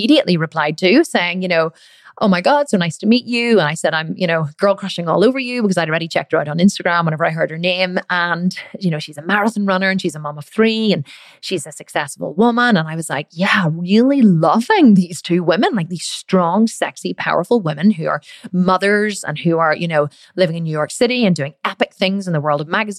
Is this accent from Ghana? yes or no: no; Ireland; I'm obviously Irish